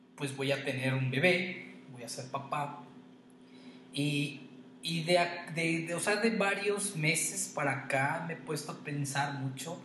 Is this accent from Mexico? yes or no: yes; Queréndaro, Michoacán, Mexico; yo les compartí que soy de Queréndaro